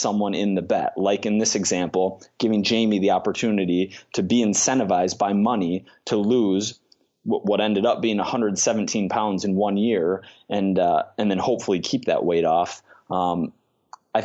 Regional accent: Minnesota, United States; I grew up in Minnesota

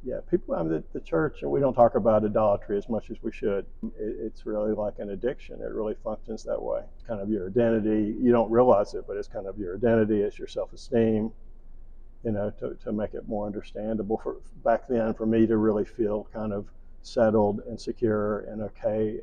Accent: Charlotte, North Carolina, United States; I grew up in Charlotte, North Carolina

